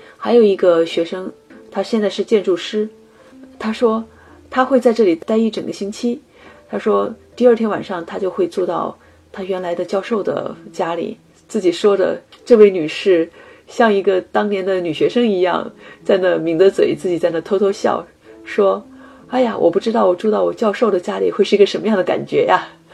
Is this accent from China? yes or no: yes; China; moved away as an adult; also born or lived in Boston, United States; now in Seattle, United States